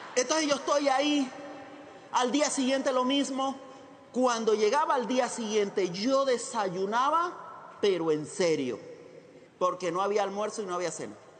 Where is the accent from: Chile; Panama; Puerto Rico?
Panama; Chiriquí; moved away as an adult; also born or lived in Costa Rica; nací en Panamá